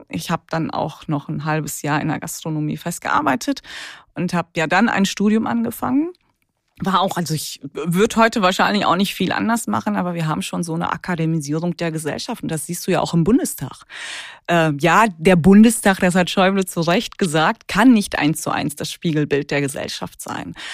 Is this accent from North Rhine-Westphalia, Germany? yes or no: yes; Ruhr area, North Rhine-Westphalia, Germany; now in Cologne, Germany; jetzt bin ich Kölnerin, aber gebürtige Ruhrgebietlerin